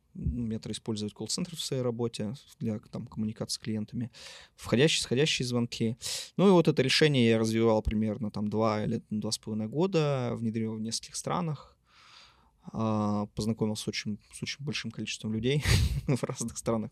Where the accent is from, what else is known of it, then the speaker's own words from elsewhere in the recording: Yekaterinburg, Sverdlovsk Oblast, Russia; also born or lived in Moscow; Я родом из города Екатеринбурга. Здесь я собственно, родился, учился в школе